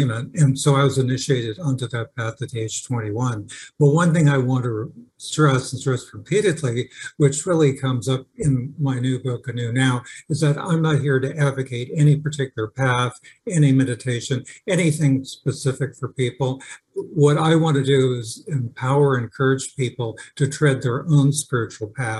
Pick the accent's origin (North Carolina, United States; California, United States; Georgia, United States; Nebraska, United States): California, United States; also born or lived in Park Forest, Illinois / England; when I was 10, right after we moved to California from Park Forest, Illinois